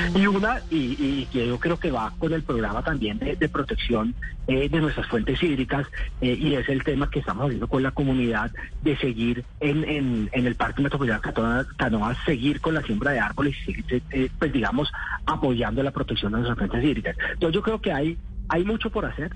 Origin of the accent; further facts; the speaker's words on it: Colombia; como colombiano